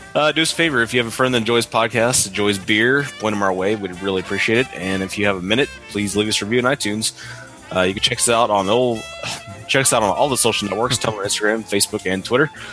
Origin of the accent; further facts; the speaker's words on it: Abilene, Texas, United States; we grew up in Abilene, and when I come see my dad in Dallas